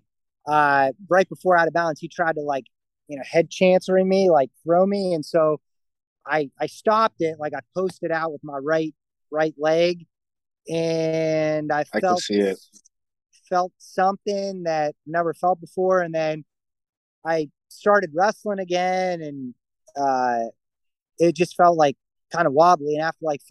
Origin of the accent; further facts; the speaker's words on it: Murrysville, Pennsylvania, United States; Murraysville, so like right outside Pittsburgh